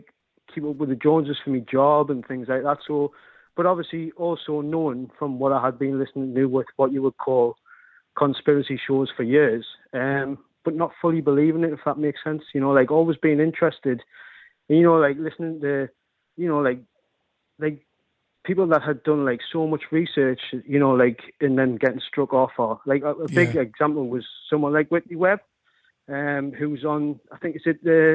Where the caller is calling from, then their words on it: North East England, United Kingdom; I'm calling from the northeast.